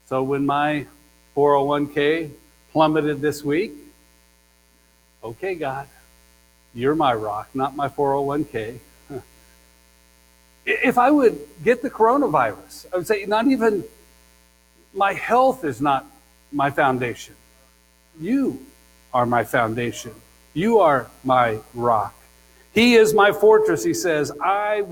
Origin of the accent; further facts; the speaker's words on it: Kansas, United States; moved away; Since I grew up in Kansas